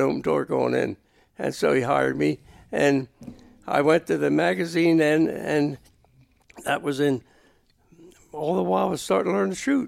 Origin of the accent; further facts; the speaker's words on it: Boyertown, Pennsylvania, United States; I'm from Boyertown.